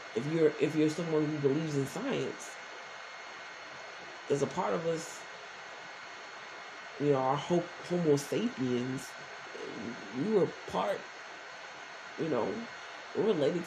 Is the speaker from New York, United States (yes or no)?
yes; New York City, New York, United States; also born or lived in Newark, New Jersey; I was born in North, but I was raised in Brownsville